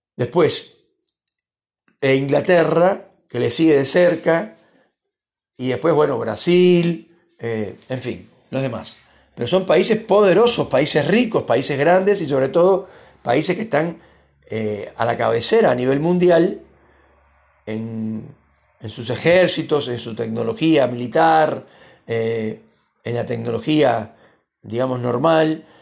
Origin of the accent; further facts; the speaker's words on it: Argentina; Entonces es horrible vivir acá